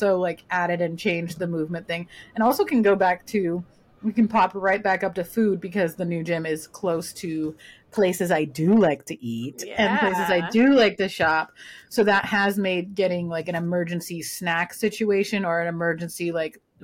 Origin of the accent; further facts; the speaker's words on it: Southern California, United States; I grew up in Southern California